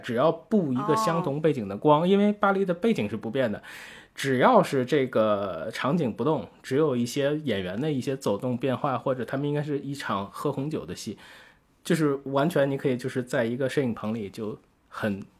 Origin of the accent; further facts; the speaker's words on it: Tianjin, China; 天津啊，这是我的家乡。我我其实从小就是。呃，就在这个天津的街头就看到过非常多剧组